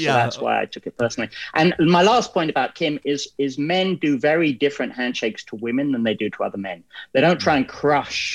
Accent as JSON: {"language": "English", "region": "England", "country": "United Kingdom", "moved": "yes", "lives_now": "Canada", "said": "I'm English and our handshakes, they're wimpy. You know, that's how we're brought up"}